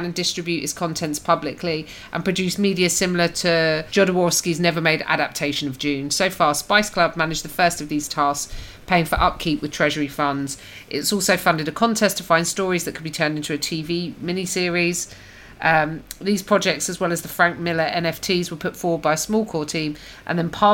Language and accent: English; United Kingdom; I'm British